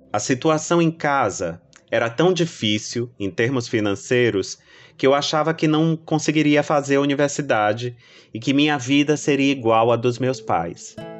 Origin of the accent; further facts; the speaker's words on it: Salvador, Bahia, Brazil; Eu nasci na Cidade Baixa, um bairro histórico e portuário